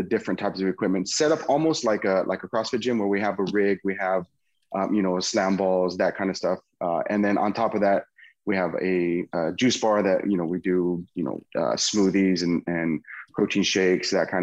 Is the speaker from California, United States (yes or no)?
yes; Patterson, California, United States; also born or lived in Bay Area; I ended up moving back to my hometown, which is Patterson.